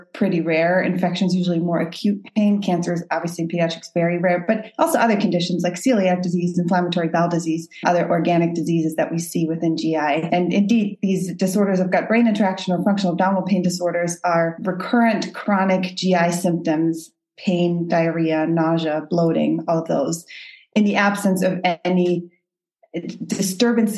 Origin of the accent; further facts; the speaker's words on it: Munich area, Bavaria, Germany; moved away as an adult; also born or lived in Boston, United States; now in United States; I'm actually from Germany originally, and I came to the U.S. in 2013